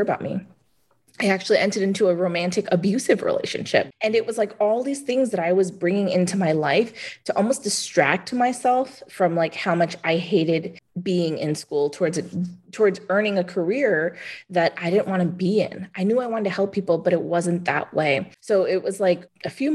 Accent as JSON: {"language": "English", "town": "New York City", "region": "New York", "country": "United States", "tie": "born or raised there", "also_born_or_lived": "Arizona", "said": "I'm from New York. I grew up in Manhattan"}